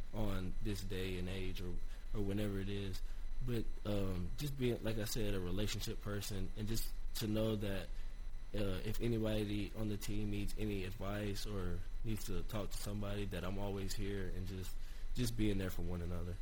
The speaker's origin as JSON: {"language": "English", "town": "Johnson City", "region": "Tennessee", "country": "United States", "tie": "born or raised there", "said": "ETSU, my hometown, and just growing up and seeing all the uh, ETSU greats"}